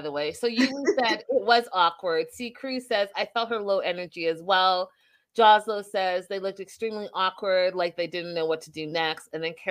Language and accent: English; Canada; I'm from Canada